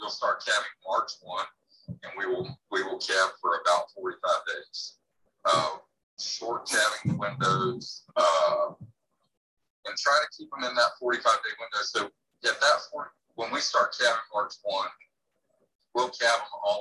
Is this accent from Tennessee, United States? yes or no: no; Immokalee, Florida, United States; moved away as an adult; now in Codell, United States; I grew up in Florida in row crop area